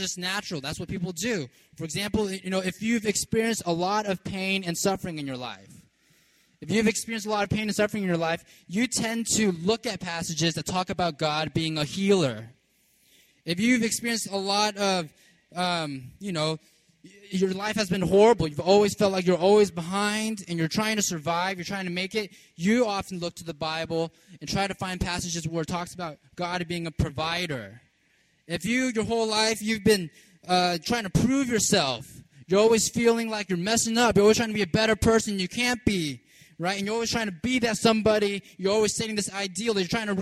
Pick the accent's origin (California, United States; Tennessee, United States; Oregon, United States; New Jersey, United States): California, United States; also born or lived in New York / Virginia; now in Baltimore, United States; I grew up in California